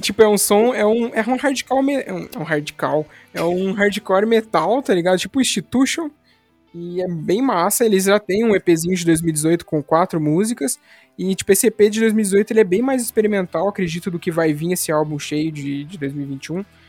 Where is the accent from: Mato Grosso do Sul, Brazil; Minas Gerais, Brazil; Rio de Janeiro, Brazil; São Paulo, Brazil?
São Paulo, Brazil; now in Paraná, Brazil; eu pelo menos não sou aqui do Paraná, eu sou aí de São Paulo, lá de São Paulo na verdade